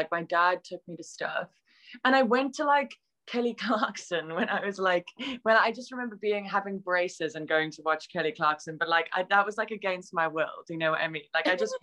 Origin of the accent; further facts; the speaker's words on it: South Africa; moved away; I grew up in South Africa